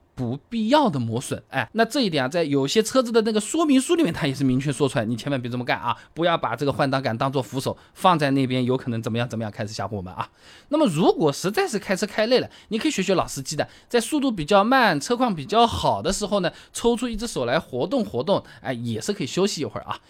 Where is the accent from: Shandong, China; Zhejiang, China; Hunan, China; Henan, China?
Zhejiang, China; Hangzhou; 我们杭州话就搁在那边